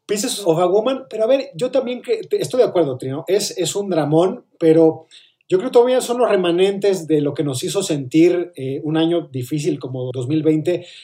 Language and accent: Spanish; Mexico; A ver, pero somos mexicanos, hombre, sufrir también es... Eh, es parte de nuestro código genético